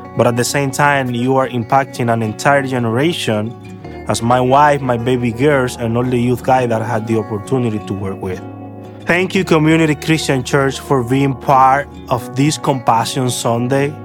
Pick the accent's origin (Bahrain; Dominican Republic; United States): Dominican Republic; Santo Domingo; I am from the Dominican Republic and I grew up in a lousy neighborhood in Santo Domingo